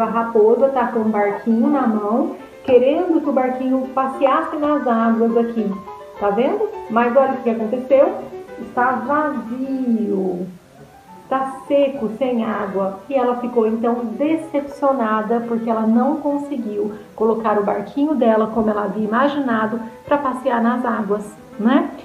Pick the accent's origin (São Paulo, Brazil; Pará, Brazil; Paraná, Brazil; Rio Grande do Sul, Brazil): São Paulo, Brazil; São José dos Campos; sou aqui de São José dos Campos